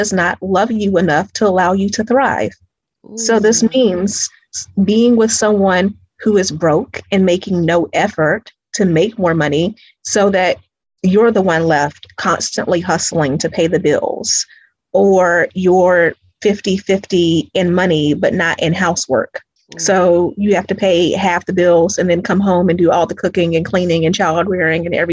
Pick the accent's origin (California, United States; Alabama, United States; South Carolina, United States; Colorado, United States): South Carolina, United States; Greenville; now in Atlanta, United States; I'm originally from Greenville, South Carolina